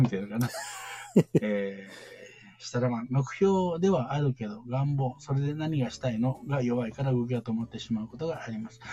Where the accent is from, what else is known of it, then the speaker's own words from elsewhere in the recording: Kansai, Japan; 関西人なんで